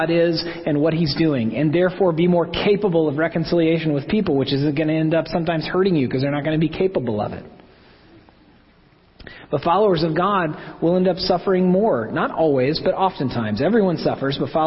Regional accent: Oklahoma, United States; I'm from Oklahoma

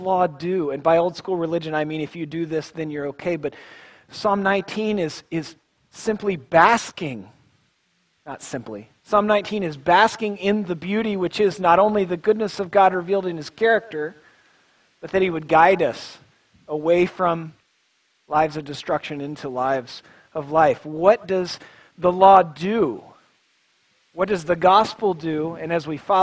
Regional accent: Tulsa, Oklahoma, United States; moved away; I'm from Tulsa, Oklahoma

